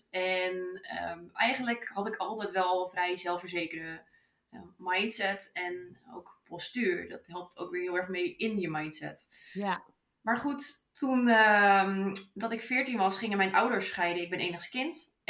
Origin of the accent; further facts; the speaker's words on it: Utrecht, Netherlands; Ik ben 32 jaar oud en ik kom uit Utrecht.